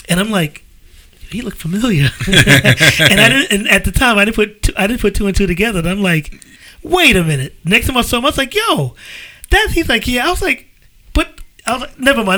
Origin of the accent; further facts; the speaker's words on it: New York City, New York, United States; also born or lived in Harlem; now in New Jersey, United States; I'm from the Bronx. I lived in Harlem. I live in Jersey. But I'm from the Bronx